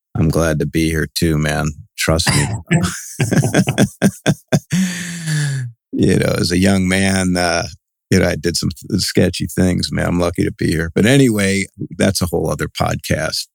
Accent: Cleveland, Ohio, United States; now in California, United States; I'm from Cleveland

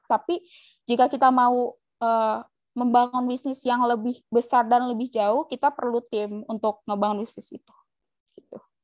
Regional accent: Java, Indonesia; kita dari Jawa

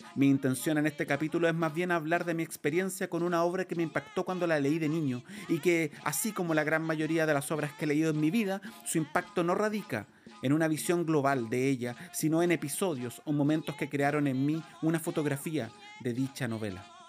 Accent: Chile; Nuestra relación como chilenos con el pueblo mapuche

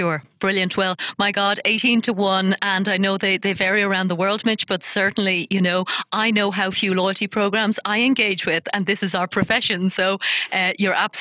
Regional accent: Ireland; now in United Arab Emirates; my home country of Ireland

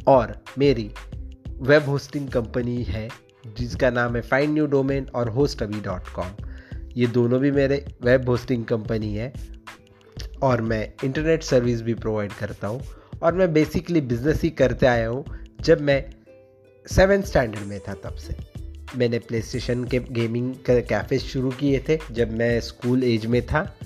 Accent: Aurangabad, Maharashtra, India; मैं औरंगाबाद महाराष्ट्र से हूँ

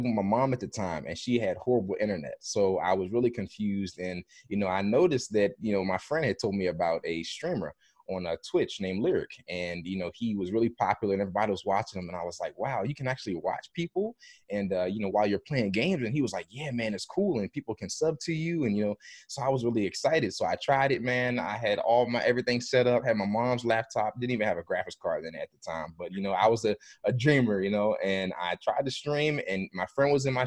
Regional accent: Maryland, United States; I grew up in Maryland.

